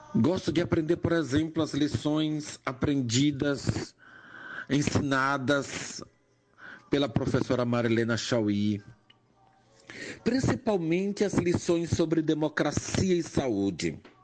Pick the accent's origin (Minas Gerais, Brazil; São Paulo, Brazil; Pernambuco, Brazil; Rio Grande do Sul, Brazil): Pernambuco, Brazil; Jaboatão dos Guararapes; also born or lived in Recife / Salvador; Nasci numa periferia recifense, me criei numa periferia de, do município de Jaboatão, ambos em Recife